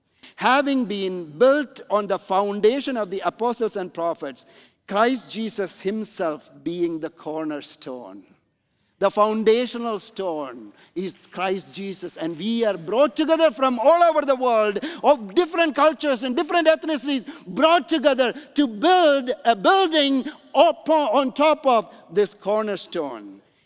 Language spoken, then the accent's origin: English; Canada; Because I'm coming from Canada, by the way. Canada, you know, the mega church in Toronto is around 1,500 people